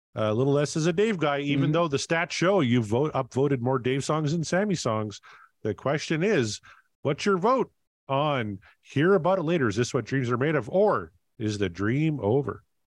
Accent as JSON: {"language": "English", "country": "Canada", "said": "I'm Canadian."}